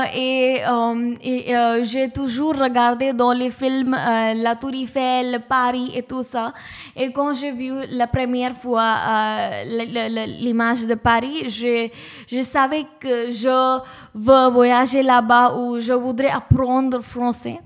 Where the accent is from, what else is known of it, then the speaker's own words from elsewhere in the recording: Mumbai, Maharashtra, India; French is a second language; moved away; je suis de Bombay